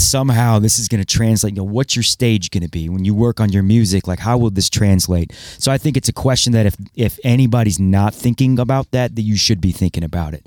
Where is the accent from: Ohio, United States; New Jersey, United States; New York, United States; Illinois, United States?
Ohio, United States; Toledo; also born or lived in Cedar Rapids, Iowa; I was born in Iowa, Cedar Rapids, actually. And, you know, moved to Toledo in ninety-three